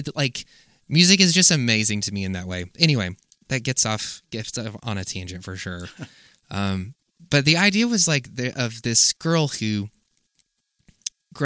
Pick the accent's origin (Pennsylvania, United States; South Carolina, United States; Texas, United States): South Carolina, United States; a very similar area and space that I grew up in South Carolina